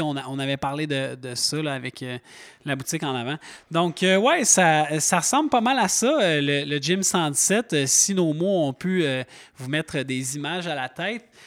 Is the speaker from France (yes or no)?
no; Montreal, Quebec, Canada; moved away as an adult; now in Mont-Tremblant, Canada; Je viens de Montréal, ça fait déjà 15 ans que je suis installé